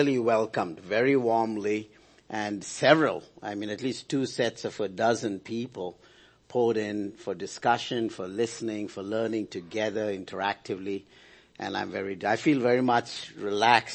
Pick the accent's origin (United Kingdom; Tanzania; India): India; As an Indian citizen